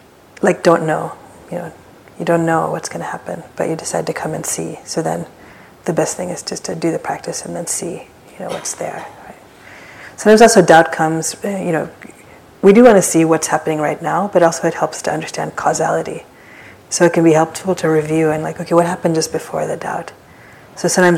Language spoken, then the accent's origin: English; East Coast, United States; now in San Francisco, United States; I remember this from like growing up in the East Coast